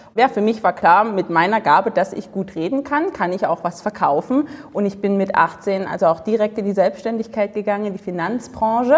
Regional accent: Dresden, Saxony, Germany; Also ich komme aus Dresden, im stillen Osten von Deutschland

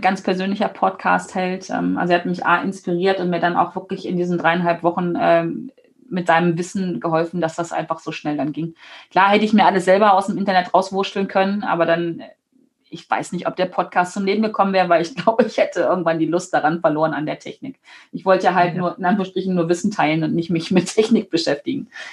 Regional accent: Germany; dass ich hier geboren bin in Deutschland, dass ich hier leben darf

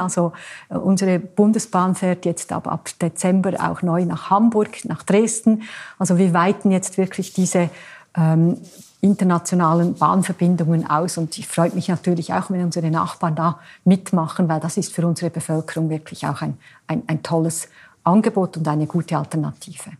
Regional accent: Switzerland; bei uns in der Schweiz

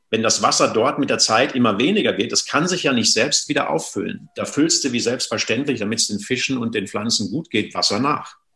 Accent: North Rhine-Westphalia, Germany; ich komme aus dem Sauerland, gibt es noch schöne Quellen. Da habe ich so als Kind oft so bei uns in den Wäldern gespielt.

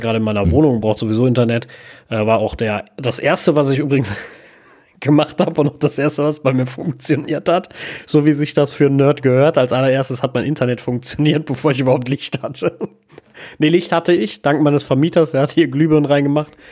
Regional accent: Germany; bei uns in Deutschland

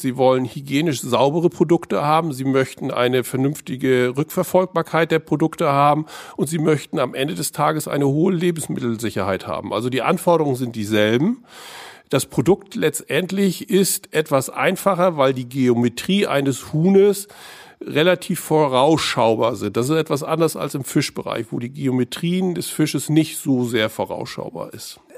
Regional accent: Heiligenhafen, Schleswig-Holstein, Germany; ich bin in Heiligenhafen aufgewachsen

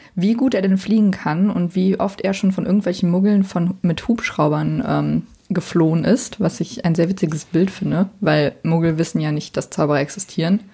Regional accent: Bonn, North Rhine-Westphalia, Germany; ich bin ähm, in Bonn zur Schule gegangen

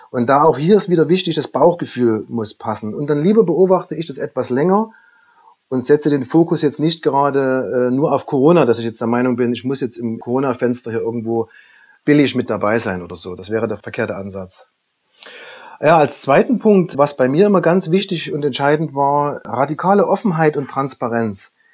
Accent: Saxony, Germany; Gerade für mich als Sachse war es am Anfang nicht ganz einfach einzuschätzen, wie funktioniert so eine Übernahme im hohen Norden

